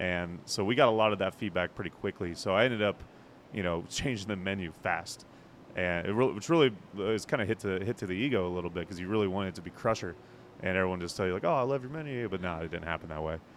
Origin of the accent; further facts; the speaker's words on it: northern Indiana, United States; moved away; I grew up in North Indiana, and uh, I didn't drink up in North Indiana, but it was cold as hell